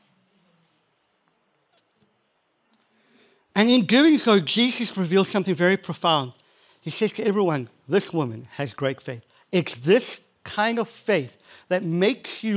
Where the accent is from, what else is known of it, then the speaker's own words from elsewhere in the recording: South Africa; I'm from South Africa